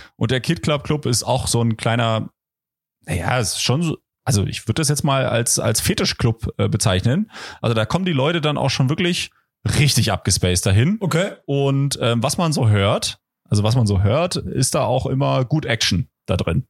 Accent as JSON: {"language": "German", "town": "Potsdam", "region": "Brandenburg", "country": "Germany", "tie": "born or raised there", "also_born_or_lived": "Kreuzlingen, Switzerland / Konstanz, Germany", "moved": "yes", "lives_now": "Kreuzlingen/Konstanz", "said": "also ich komme ja da aus der Ecke, ich bin ja in Potsdam äh, geboren"}